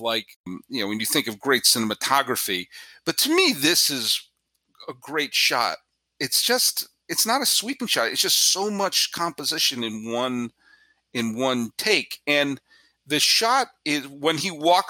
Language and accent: English; Weston, Massachusetts, United States; I grew up in Weston, Massachusetts